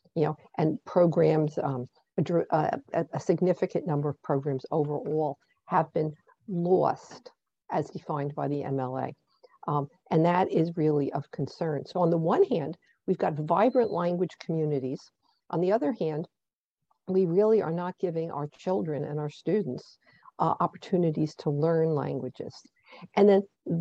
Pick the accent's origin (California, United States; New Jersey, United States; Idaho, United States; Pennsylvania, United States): New Jersey, United States; my home state of New Jersey